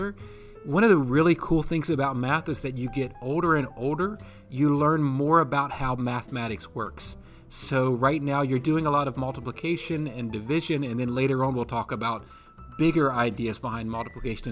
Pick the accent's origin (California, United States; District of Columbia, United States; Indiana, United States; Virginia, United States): Virginia, United States; Rockingham County; now in Hanover County, United States; I grew up in Rockingham County up in the mountains